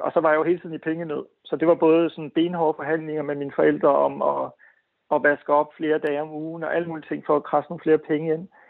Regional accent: Viborg, Central Denmark Region, Denmark; i Viborg, hvor jeg voksede op

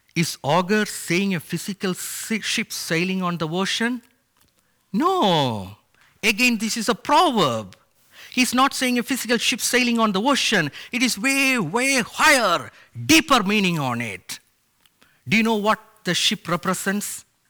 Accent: India; moved away; my parents took me and my sister to show the huge O M ship logos Hope at my home state in India

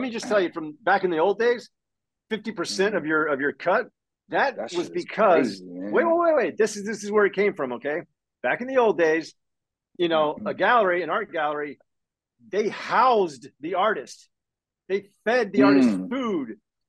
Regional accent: Florida, United States; different characters and stuff from, you know, growing up in Northwest Florida and shit, combining them

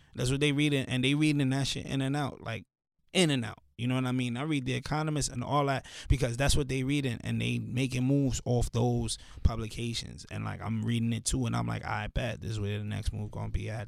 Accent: New York City, New York, United States; also born or lived in Pennsylvania; I grew up in the hood, like I grew up in Canarsie

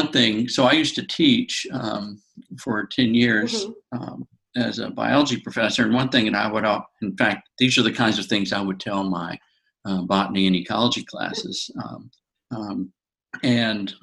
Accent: North Carolina, United States; I'm from North Carolina and I've lived in different areas of the state

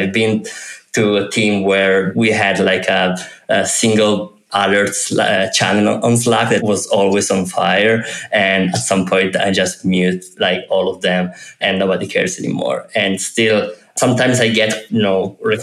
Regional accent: Turin, Piedmont, Italy; I'm from Italy, and I'm from Turin, from the Alps, really close to the Alps

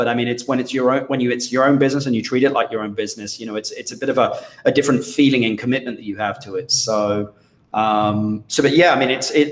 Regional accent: London, United Kingdom; moved away as an adult; also born or lived in Minnesota; now in Costa Rica; I was from London

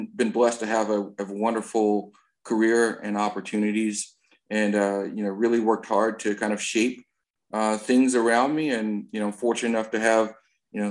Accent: North Carolina, United States; now in Georgia, United States; I grew up in North Carolina and spending most of my summers in Georgia

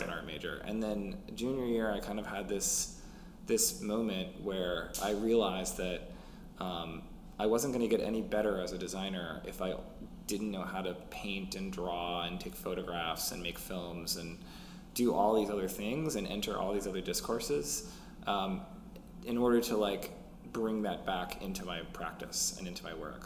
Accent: Minneapolis, Minnesota, United States; I grew up in Minneapolis

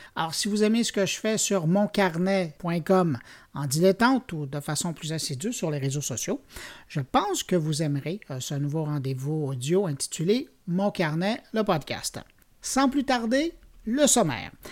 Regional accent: Montreal, Quebec, Canada; chez nous, à Montréal

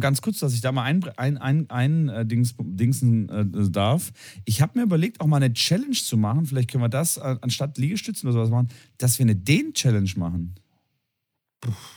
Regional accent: Tübingen, Baden-Württemberg, Germany; moved away as an adult; also born or lived in Cologne; meine Heimat ist Tübingen. Äh, geboren, aufgewachsen, äh, Abitur gemacht und dann in die weite Welt gegangen.

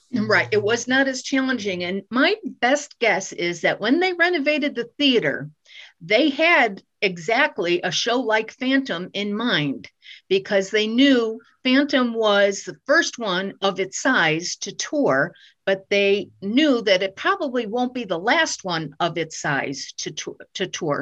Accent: Waterbury, Connecticut, United States; I I grew up in Waterbury

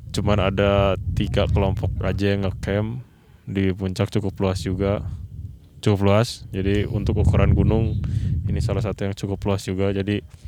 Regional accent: West Java, Indonesia; kita dari Jawa Barat

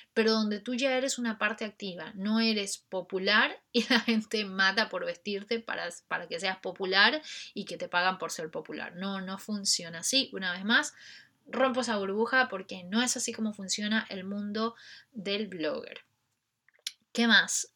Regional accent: Ecuador; en mi país, Ecuador

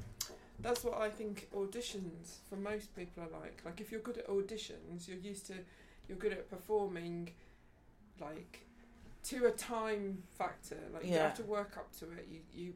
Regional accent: Birmingham, West Midlands, United Kingdom; we're from Birmingham

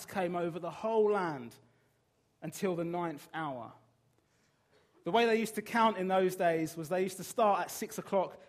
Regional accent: Brighton, South East England, United Kingdom; moved away; I'm from Brighton

